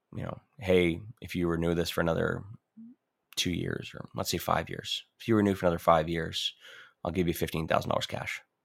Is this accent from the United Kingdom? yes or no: no; Ontario, Canada; moved away; I'm from Ontario. Originally, I'm born and bred there